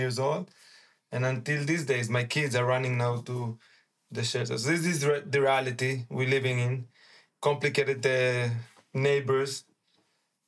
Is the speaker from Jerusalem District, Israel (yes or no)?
yes; Jerusalem, Jerusalem District, Israel; English is a second language; also born or lived in Uruguay; When we came to Israel, I was born in Uruguay. When I came, when I was 5, to Jerusalem